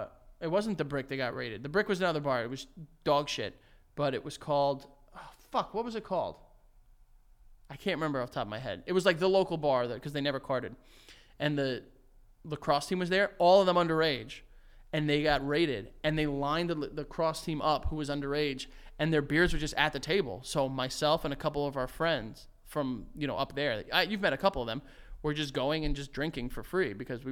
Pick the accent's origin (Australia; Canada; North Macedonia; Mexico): North Macedonia; Like, I'm from Macedonia.